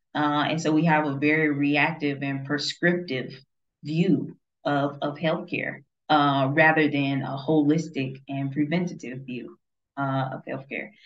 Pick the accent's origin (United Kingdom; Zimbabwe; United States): United States; as an American